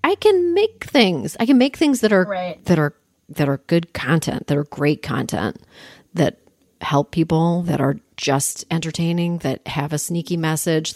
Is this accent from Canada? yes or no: yes; Toronto, Ontario, Canada; I grew up in Canada, in Toronto.